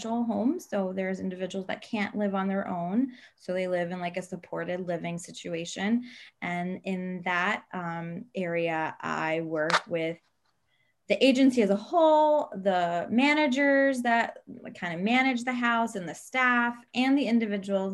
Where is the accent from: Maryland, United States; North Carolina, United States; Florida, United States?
Maryland, United States; also born or lived in Italy / New York; I was born in Italy, and my family moved to the States, to Maryland, when I was 6.